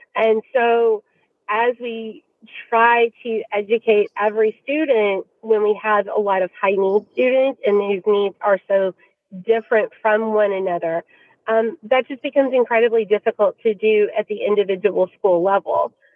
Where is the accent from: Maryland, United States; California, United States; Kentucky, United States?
Kentucky, United States; Louisville; the district where my kids attend school um, and, and it's my hometown